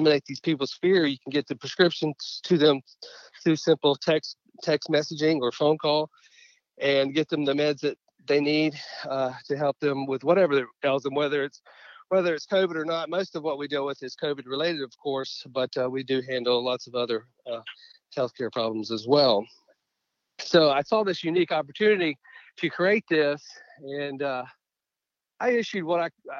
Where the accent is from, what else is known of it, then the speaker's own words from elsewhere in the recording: Pensacola, Florida area, coast of Mississippi, Southeast, United States; also born or lived in Gulfport, Mississippi / Mobile, Alabama; I grew up in the Southeast. Was born in Gulfport, Mississippi, but grew up in Pensacola, Florida area, and then moved over to the coast of Mississippi for middle school and high school.